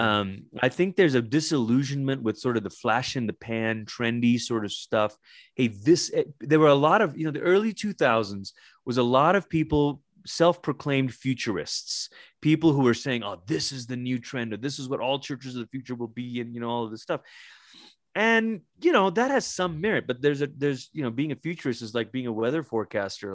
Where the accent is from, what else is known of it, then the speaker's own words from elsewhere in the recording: Malaysia; moved away; when I was a young kid growing up in Malaysia